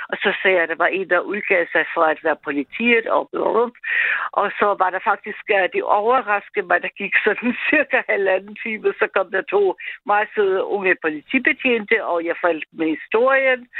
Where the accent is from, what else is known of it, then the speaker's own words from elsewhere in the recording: Austria; Danish is a second language; now in Denmark; jeg er ikke selv etnisk dansk, vi har snakket før sammen, Mads, og jeg er fra Østrig